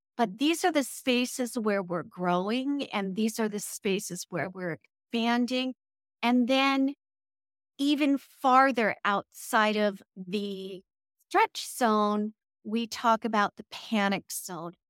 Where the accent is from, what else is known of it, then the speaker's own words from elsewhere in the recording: California, United States; I'm originally from California